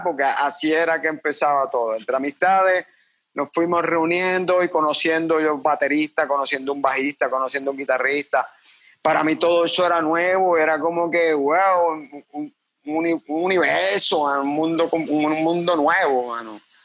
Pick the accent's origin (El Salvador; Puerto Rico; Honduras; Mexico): Puerto Rico; Cabo Rojo; also born or lived in Mayagüez, Puerto Rico; Nací en Mayagüez, Puerto Rico, pero me crié toda mi vida en Cabo Rojo